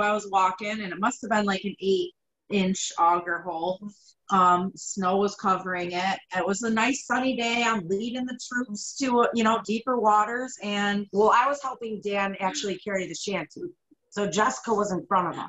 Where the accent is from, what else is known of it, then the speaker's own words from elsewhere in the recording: Wayne, New York, United States; I grew up in Wayne